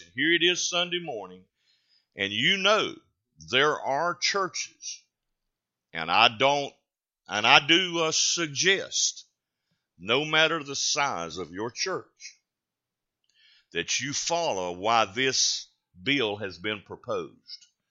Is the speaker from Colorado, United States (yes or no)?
no; North Carolina, United States; a Carolina grown boy